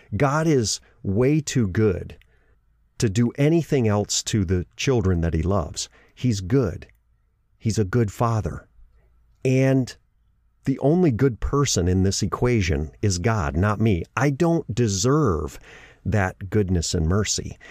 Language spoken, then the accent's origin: English; Gobles, Michigan, United States; moved away; My hometown is Goebbels, Michigan. It's a little small town in the southwest part of the state.